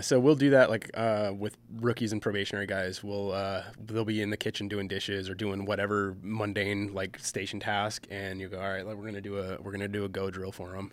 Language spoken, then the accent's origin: English; Michigan, United States; moved away; I grew up in Michigan